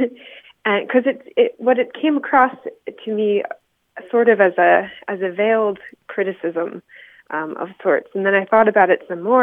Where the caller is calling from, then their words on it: Las Cruces, New Mexico, United States; I'm calling from Las Cruces, New Mexico